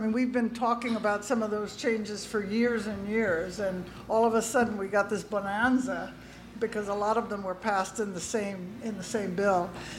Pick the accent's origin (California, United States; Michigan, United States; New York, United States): California, United States; now in Pennsylvania, United States; because I came from California, I had never seen before